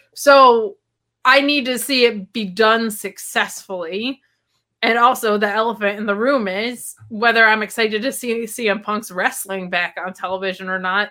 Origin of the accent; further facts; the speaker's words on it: United States; I'm American